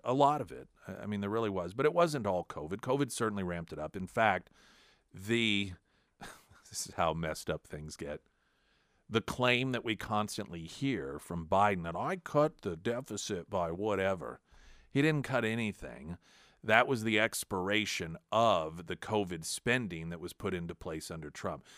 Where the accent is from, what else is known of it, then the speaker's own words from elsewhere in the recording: United States; also born or lived in Springfield; as an American